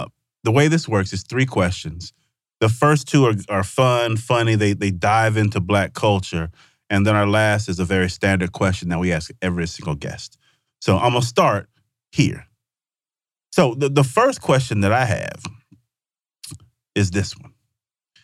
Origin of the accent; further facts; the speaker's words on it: Mississippi, United States; I'm from Mississippi